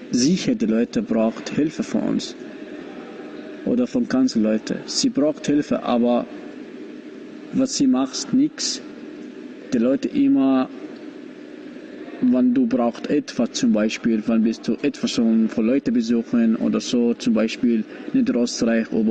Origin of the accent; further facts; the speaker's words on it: Iraq; German is a second language; ich komme aus dem Irak.